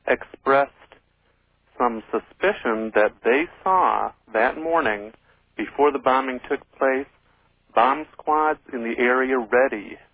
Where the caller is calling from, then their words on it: California, United States; Hi, Art. I'm calling from California.